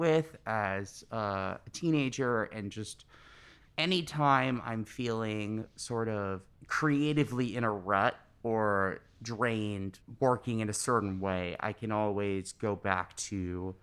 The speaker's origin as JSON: {"language": "English", "town": "New York City", "region": "New York", "country": "United States", "tie": "born or raised there", "said": "I'm born and raised in New York City"}